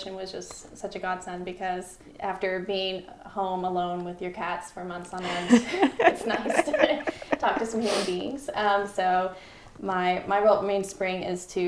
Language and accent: English; Leicester, North Carolina, United States; also born or lived in upstate New York / Knoxville, Tennessee / Charleston, South Carolina / Adelaide, South Australia; now in Franklin, United States; I grew up in Lester, North Carolina, which is about a little bit northwest of Asheville.